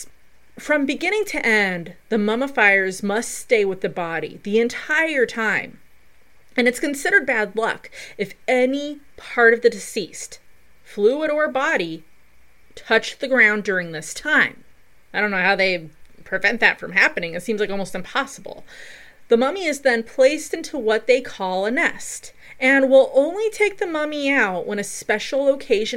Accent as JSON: {"language": "English", "region": "Colorado", "country": "United States", "tie": "born or raised there", "also_born_or_lived": "Del Norte, Colorado", "said": "my home state of the beautiful Colorado"}